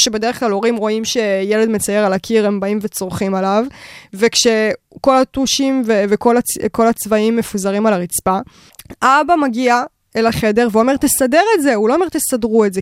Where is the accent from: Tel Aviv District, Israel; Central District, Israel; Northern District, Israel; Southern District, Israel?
Tel Aviv District, Israel; Bat Yam; הילדות שלי בבת ים